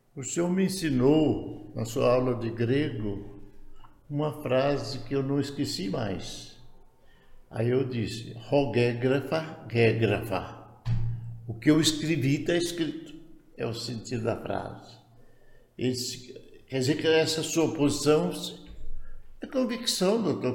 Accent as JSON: {"language": "Portuguese", "town": "Goiânia", "region": "Goiás", "country": "Brazil", "tie": "born or raised there", "also_born_or_lived": "Belém", "moved": "yes", "said": "lá em Goiânia era minha terra, né? Eu fui batizado lá"}